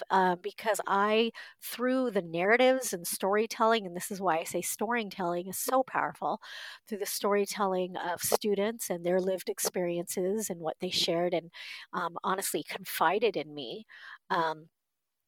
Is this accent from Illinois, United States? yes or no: no; Southern California, United States; moved away as an adult; also born or lived in Korea; now in Midwest, United States; grew up in Southern California. I lived in California my entire life, was raised in a white family